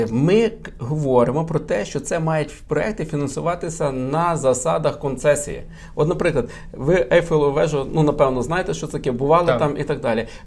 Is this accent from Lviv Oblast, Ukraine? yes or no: yes; Lviv, Lviv Oblast, Ukraine; ми з вами, як львів'яни